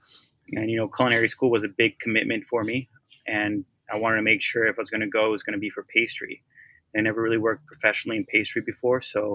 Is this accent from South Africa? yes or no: no; Oaxaca, Mexico; I'm from Oaxaca.